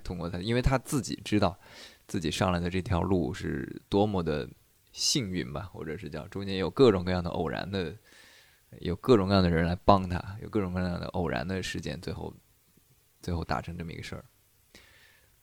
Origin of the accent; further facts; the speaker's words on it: China; 我们中国人